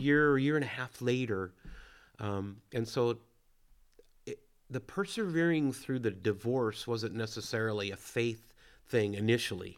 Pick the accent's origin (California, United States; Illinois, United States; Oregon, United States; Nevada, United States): California, United States; Williams; I grew up in Williams, California, small town.